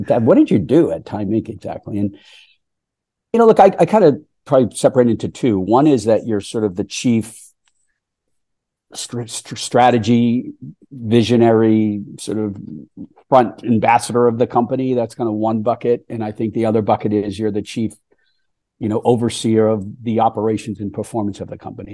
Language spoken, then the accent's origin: English; Boston, Massachusetts, United States; I grew up on the East Coast in the Boston area